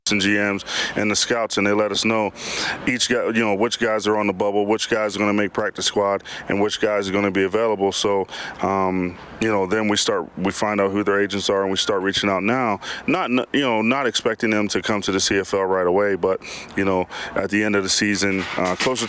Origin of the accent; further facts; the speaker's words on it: United States; moved away as an adult; now in Canada; I'm an American that came up